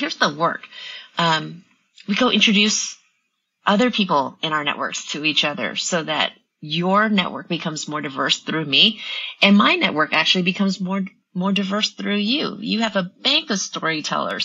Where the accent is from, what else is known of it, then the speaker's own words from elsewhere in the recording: the South, Louisiana, United States; also born or lived in Vietnam / Austin, Texas; Growing up in the South